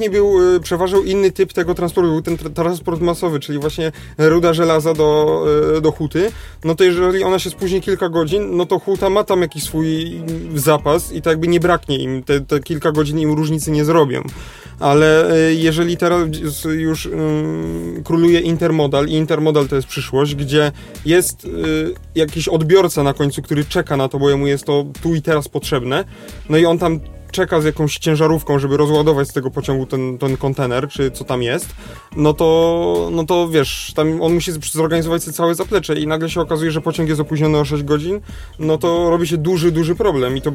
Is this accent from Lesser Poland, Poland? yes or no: yes; Kraków, Lesser Poland, Poland; jako Krakus